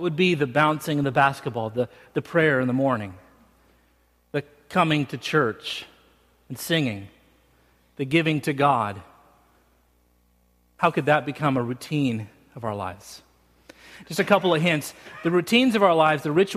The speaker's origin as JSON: {"language": "English", "town": "Salt Lake City", "region": "Utah", "country": "United States", "tie": "born or raised there", "moved": "yes", "said": "I grew up in Salt Lake City, Utah"}